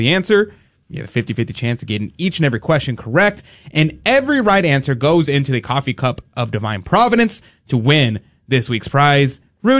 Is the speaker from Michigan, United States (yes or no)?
no; Houston, Texas, United States; As a native Houstonian